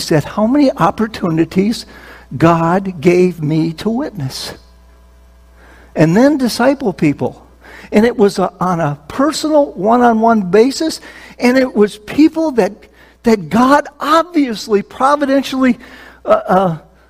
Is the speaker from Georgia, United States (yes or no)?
no; Minnesota, United States; now in New Jersey, United States; I was born and raised in Minnesota